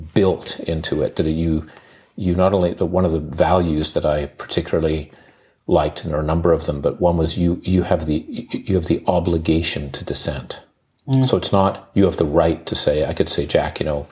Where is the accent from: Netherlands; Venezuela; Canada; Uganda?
Uganda; moved away; I grew up in Uganda